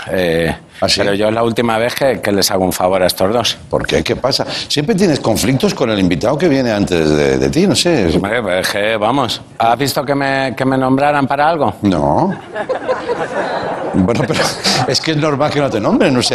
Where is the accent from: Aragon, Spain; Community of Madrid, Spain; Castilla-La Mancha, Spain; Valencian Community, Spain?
Castilla-La Mancha, Spain; born there; Nací en La Mancha y, y, soy muy grande, o sea que algo de Extremadura habré...